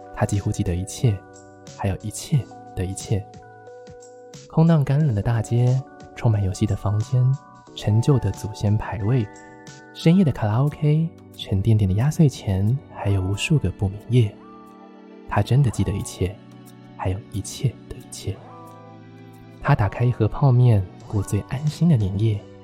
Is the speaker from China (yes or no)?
no; Taichung, Taiwan; 我台中人啊